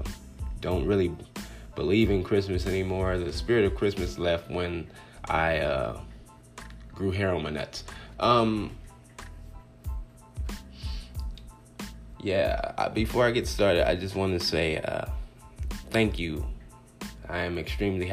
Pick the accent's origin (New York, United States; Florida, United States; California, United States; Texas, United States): California, United States; Compton; now in Phoenix, United States; I'm originally from Compton, California.